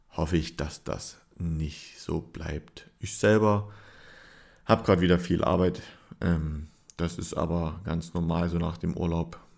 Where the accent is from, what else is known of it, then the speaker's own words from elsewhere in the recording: Saxony, Germany; Das Ärgert mich ein bisschen gerade so als Sachse, wo ich doch schon mal vorhatte, das ein oder andere Spiel nochmal anzuschauen.